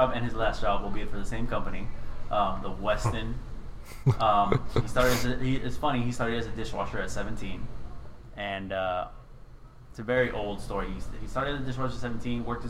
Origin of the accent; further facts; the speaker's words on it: Houston, Texas, United States; also born or lived in Chicago, Illinois; born in Chicago, I rep Chicago, but I was raised in Houston